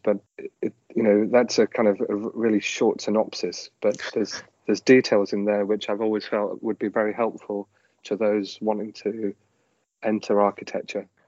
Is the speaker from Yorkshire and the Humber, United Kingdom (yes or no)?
yes; Leeds, Yorkshire and the Humber, United Kingdom; I grew up in Leeds